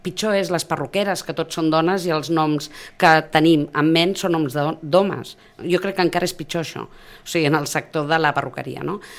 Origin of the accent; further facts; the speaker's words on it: Sitges, Catalonia, Spain; jo soc sitgetana i soc del Prado de sempre